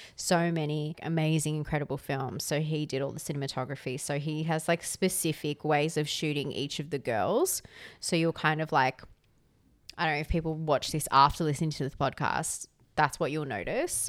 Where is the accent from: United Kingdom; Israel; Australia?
Australia; Canberra, Australian Capital Territory; I'm from Canberra